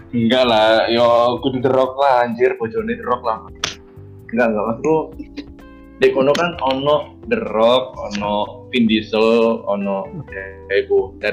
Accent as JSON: {"language": "Indonesian", "region": "Central Java", "country": "Indonesia", "said": "anjir gue Jawa Tengah."}